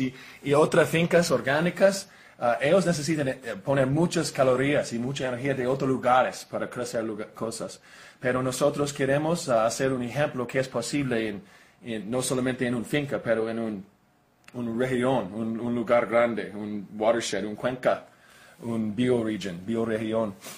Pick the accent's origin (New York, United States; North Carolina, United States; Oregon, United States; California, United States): Oregon, United States; Spanish is a second language; moved away as an adult; now in Costa Rica; de Oregon, sí, soy oregonian. Pero ah, vivo en Costa Rica para los últimos 12 años